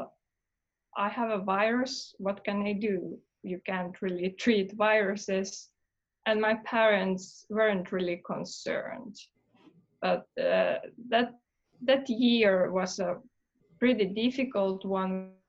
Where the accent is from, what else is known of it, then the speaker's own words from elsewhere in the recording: Helsinki, Uusimaa, Finland; I was born in Helsinki, Finland